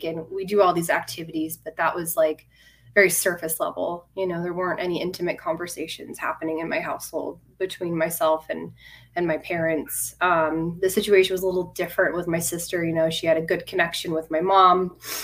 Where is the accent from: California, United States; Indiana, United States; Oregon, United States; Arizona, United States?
Arizona, United States; Phoenix; I was born in Phoenix, Arizona. I've been out here. I'm still in Arizona my whole life.